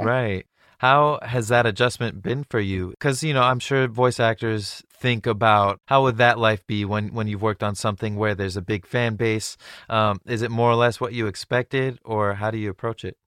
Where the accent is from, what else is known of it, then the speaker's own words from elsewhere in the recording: Orange County, California, United States; I grew up in Orange County